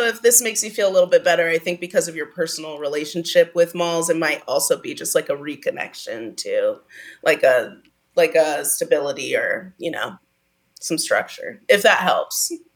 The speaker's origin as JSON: {"language": "English", "town": "Pasadena", "region": "California", "country": "United States", "tie": "born or raised there", "said": "I grew up in Pasadena"}